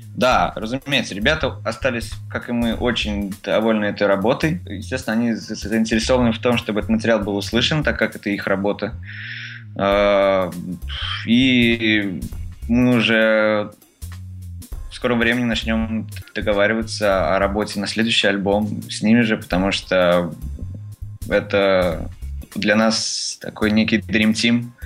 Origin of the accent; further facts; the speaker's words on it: Tolyatti, Samara Oblast, Russia; now in Moscow, Russia; мы из Тольятти